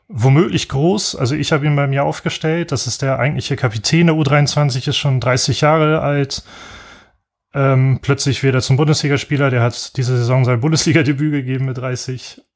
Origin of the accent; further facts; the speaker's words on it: Bremen, Germany; als Bremer